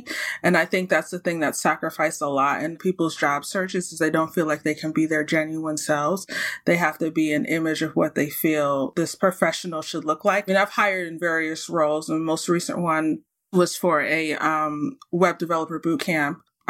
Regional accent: United States; also born or lived in Saudi Arabia; now in Canada; And then obviously the U.S. is one of the countries because I'm from the States. And now I live in Canada.

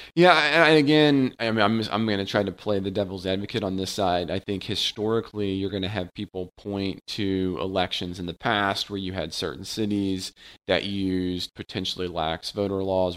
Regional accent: Cincinnati, Ohio, United States; moved away; my hometown and Ken's current hometown, uh, Ohio and Cincinnati

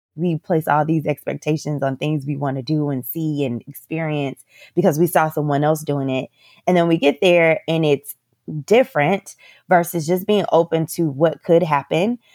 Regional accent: Orlando, Florida, United States; moved away as an adult; also born or lived in Northeast United States; now in Playa del Carmen, Mexico; I am from Central Florida, so from Orlando, Florida

